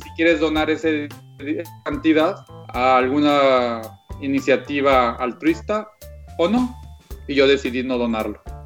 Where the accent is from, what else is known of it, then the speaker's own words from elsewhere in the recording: Monterrey, Nuevo León, Mexico; moved away as an adult; now in Germany; crecí en Monterrey